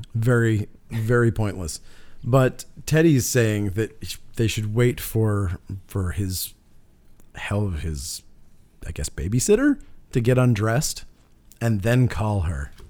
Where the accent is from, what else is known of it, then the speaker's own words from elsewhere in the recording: Canada; being Canadian